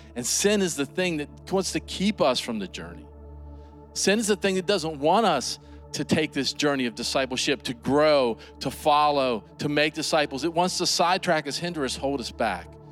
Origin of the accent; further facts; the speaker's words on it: United States; I grew up right here in Washington County. This is home